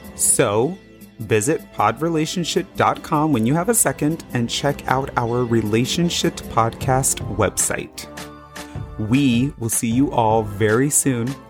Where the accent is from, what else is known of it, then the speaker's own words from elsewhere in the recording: Las Vegas, Nevada, United States; also born or lived in Florida; I grew up in Las Vegas